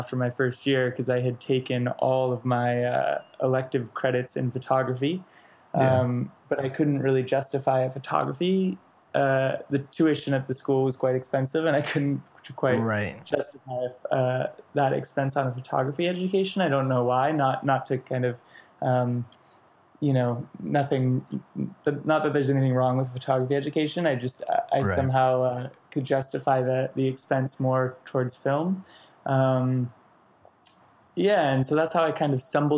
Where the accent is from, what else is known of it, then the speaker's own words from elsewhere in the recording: Ojai, California, United States; moved away as an adult; now in New York, United States; I was born and raised in a small town about an hour and a half north of LA called Ojai, California